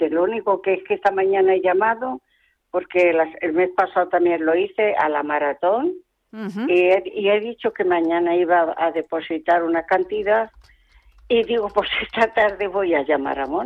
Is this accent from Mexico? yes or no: no; Madrid, Community of Madrid, Spain; now in Talavera de la Reina, Spain; nada, soy madrileña, pero vivo en ah. Talavera.